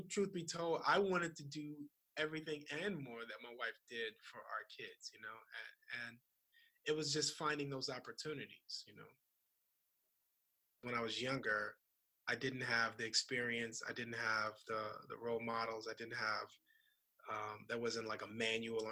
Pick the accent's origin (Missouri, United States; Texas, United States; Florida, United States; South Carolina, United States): Florida, United States; Opa-locka; I grew up in Miami in a city called Opa-locka.